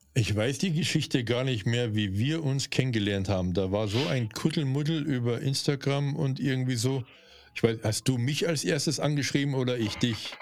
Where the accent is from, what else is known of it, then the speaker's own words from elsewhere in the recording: Bavaria, Germany; accent: Bavarian; also born or lived in North Rhine-Westphalia; bei mir merkt man schon, dass ich aus Bayern komme